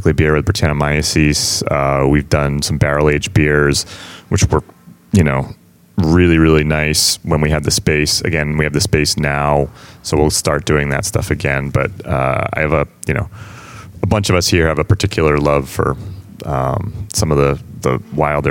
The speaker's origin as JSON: {"language": "English", "town": "West Newbury", "region": "Massachusetts", "country": "United States", "tie": "born or raised there", "also_born_or_lived": "Amesbury", "said": "I grew up in West Newbury originally, so I'm pretty Pentucket. Local."}